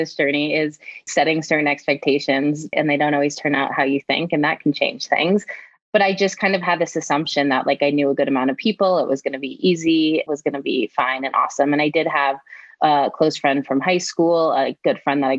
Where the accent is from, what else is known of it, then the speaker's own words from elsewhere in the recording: Denver, Colorado, United States; moved away as an adult; coming back to my hometown